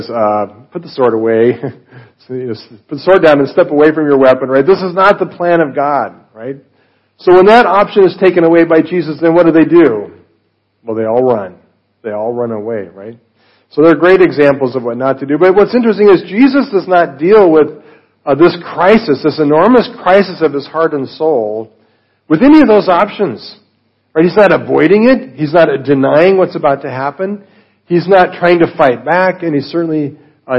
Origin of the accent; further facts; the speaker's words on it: Colorado, United States; I'm from Colorado